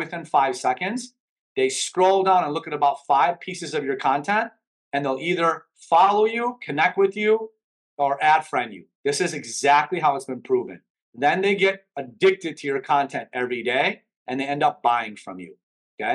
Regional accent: Chicago, Illinois, United States; English is a second language; moved away as an adult; now in Miami, United States; I grew up in Chicago

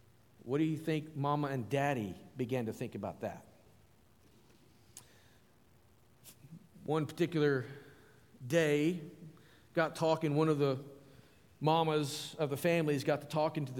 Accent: Arkansas, United States; also born or lived in Alabama; now in Powhatan, United States; I'm from Arkansas

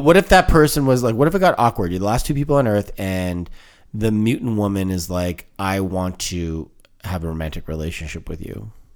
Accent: Canada; I, I, I identify as Canadian, but the Italian thing is kind of, it's a, it's a part of who I am.

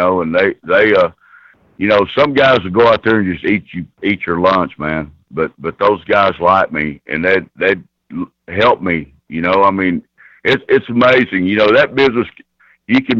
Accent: Oklahoma, United States; also born or lived in Wichita Falls, Texas; I come from Oklahoma

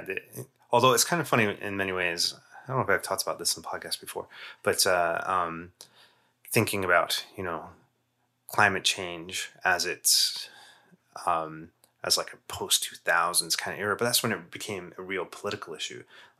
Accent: Canada; And again, we have our own biases here, being Canadian, but in Eastern North America is much less of a thing than it was.

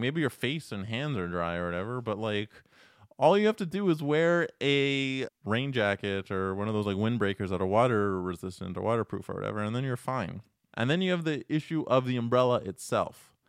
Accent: Toronto, Ontario, Canada; now in Montreal, Canada; I am originally from Toronto

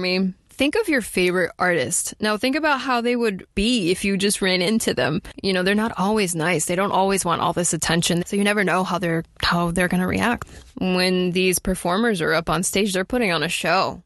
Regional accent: Miami, Florida, United States; we're from Miami

